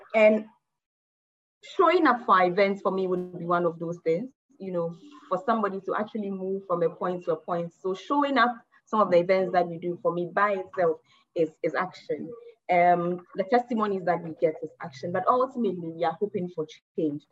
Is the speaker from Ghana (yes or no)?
yes; Ghana; I'm speaking as a Ghanaian um, woman